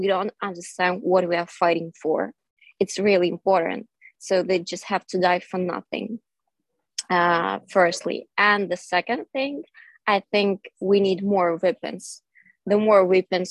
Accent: Kyiv, Ukraine; moved away as an adult; also born or lived in western Ukraine / Bratislava; I was born in Kyiv, and I had been living there for all the 23 years

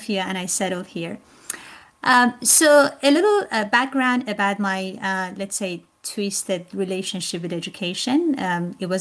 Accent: Iran; moved away as an adult; now in Harleysville, United States; I was actually raised in Iran. And attended school there also

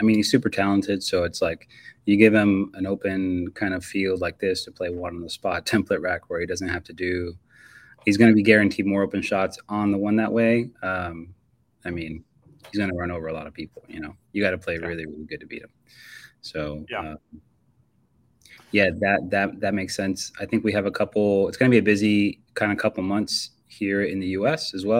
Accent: Florida, United States; also born or lived in Miami; Well, I mean, I'm from Florida, and 6 hours, you're not even out of the state. When I lived in Miami

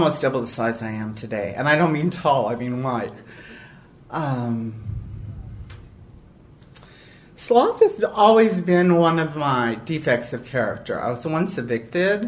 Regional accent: Los Angeles, California, United States; I was a poor girl from East L.A.

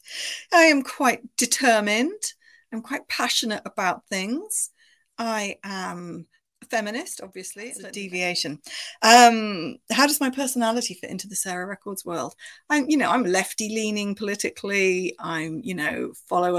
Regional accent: United Kingdom; moved away as an adult; now in Bristol, United Kingdom; I grew up near Bristol. Bristol was about an hour away from where I grew up

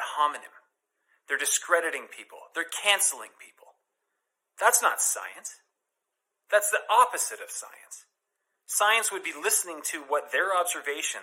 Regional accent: Canada; We are Canadian

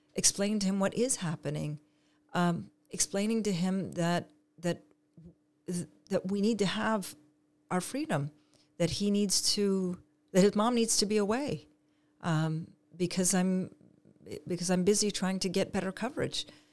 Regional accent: Canada; moved away as an adult; now in Israel; I was born and raised in Canada

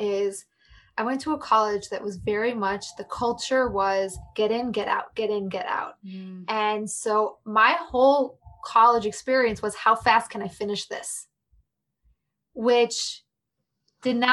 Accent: Chicago, Illinois, United States; also born or lived in New York City; I'm from Chicago

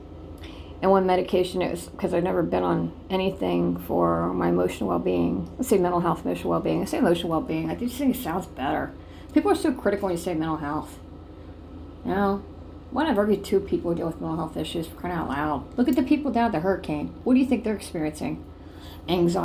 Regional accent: Ohio, United States; my hometown, Ohio

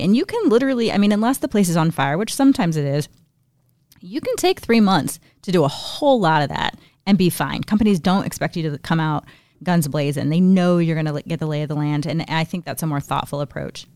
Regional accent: Northeast Indiana, United States; in my hometown, we have something called Young Leaders of Northeast Indiana

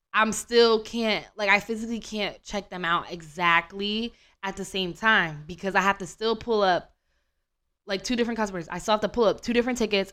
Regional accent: United States; I'm American

